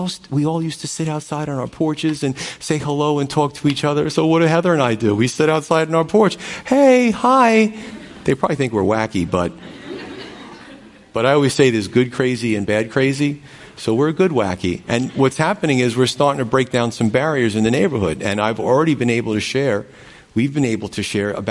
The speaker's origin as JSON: {"language": "English", "country": "United States", "tie": "born or raised there", "said": "I was born in the United States"}